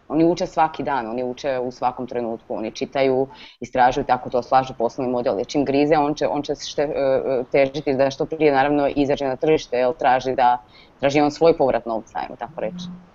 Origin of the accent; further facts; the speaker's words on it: Croatia; kod nas u Hrvatskoj